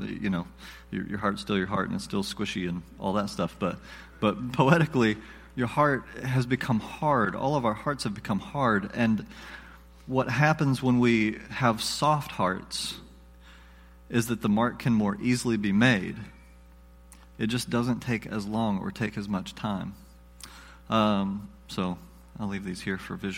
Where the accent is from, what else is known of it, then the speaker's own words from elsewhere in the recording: the South, United States; I'm from the South, so we pronounce things funny.